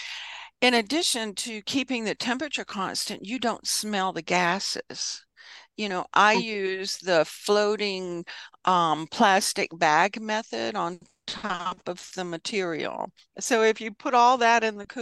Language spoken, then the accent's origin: English; the South, United States; I'm a Southerner